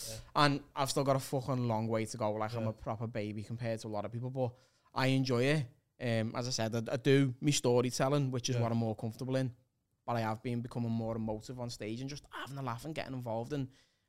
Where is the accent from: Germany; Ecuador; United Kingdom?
United Kingdom; Liverpool, North West England; because I'm a Scouser.